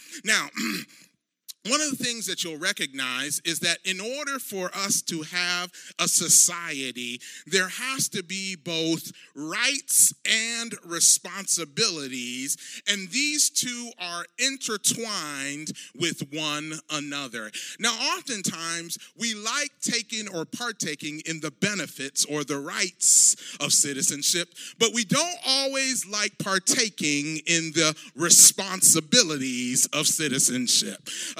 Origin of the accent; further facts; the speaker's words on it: Ghana; those of you who know my home country of Ghana